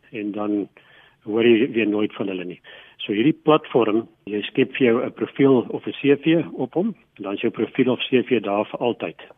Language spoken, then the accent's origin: Afrikaans; Nelspruit, Mpumalanga, South Africa; So ek kom aanvanklik van Nelspruit af, daar in Mpumalanga.